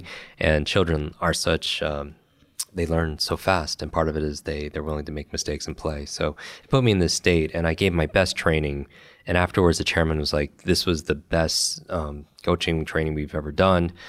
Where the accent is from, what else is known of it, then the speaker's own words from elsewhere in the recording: Westchester, New York, United States; I grew up in Westchester, New York